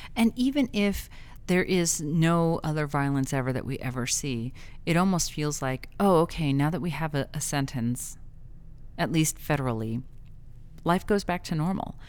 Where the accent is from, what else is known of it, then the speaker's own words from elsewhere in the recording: El Paso, Texas, United States; I grew up in El Paso